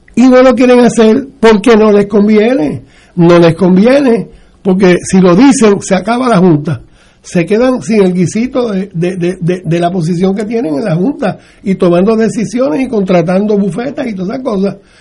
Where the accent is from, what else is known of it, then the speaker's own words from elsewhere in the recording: Puerto Rico; nosotros, los ciudadanos americanos de Puerto Rico